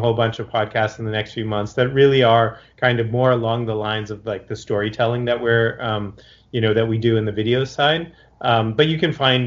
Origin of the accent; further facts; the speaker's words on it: Boston, Massachusetts, United States; now in Los Angeles, United States; I grew up in Boston, but I haven't really lived there for more than half my life